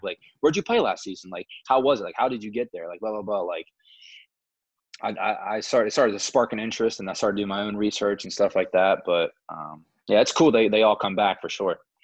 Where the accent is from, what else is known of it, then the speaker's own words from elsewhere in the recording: Moundsville, West Virginia, United States; I take pride in being from Moundsville. I mean, small town